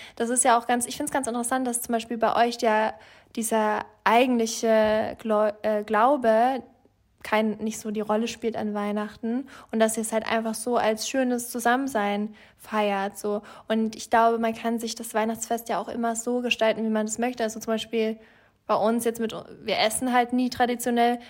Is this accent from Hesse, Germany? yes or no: no; Franconia, Bavaria, Germany; ich komme ja aus Franken